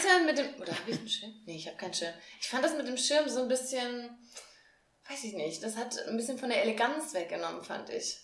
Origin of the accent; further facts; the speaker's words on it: near Marburg, Hesse, Germany; now in Frankfurt, Germany; ich komme auch aus Hessen, mhm. aber Richtung Marburg, also noch hinter Marburg.